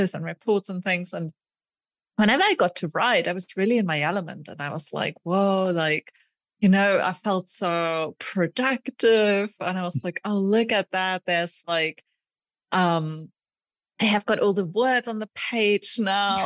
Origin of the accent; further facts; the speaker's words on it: Germany; moved away as an adult; also born or lived in Aachen, Germany / Sweden; now in Prague, Czech Republic; I currently live in the Czech Republic in Prague. And I grew up in Germany, where I also did my undergraduate